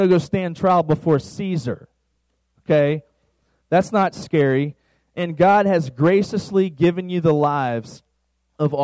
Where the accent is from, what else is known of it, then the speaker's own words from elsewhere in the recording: Virginia, United States; now in Dallas-Fort Worth, United States; where I'm from, Virginia